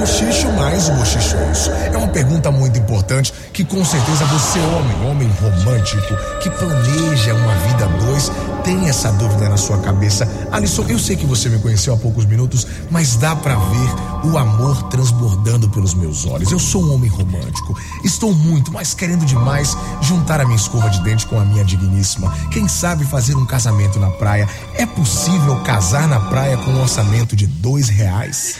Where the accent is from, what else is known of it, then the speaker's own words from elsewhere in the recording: Northeast Region, Brazil; ser nordestino